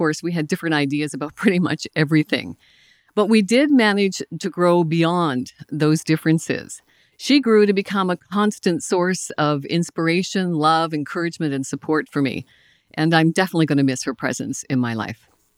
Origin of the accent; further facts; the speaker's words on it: Nova Scotia, Canada; I'm from Cape Breton Island in Nova Scotia.